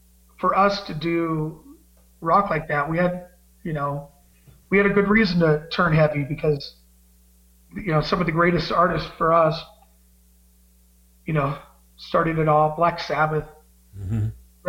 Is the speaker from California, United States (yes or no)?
yes; Bakersfield, California, United States; Growing up in Bakersfield, it's a very musical place to live